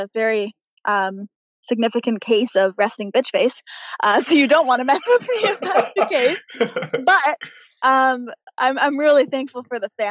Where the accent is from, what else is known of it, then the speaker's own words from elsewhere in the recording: Pickering, Ontario, Canada; I'm this girl from Pickering, Ontario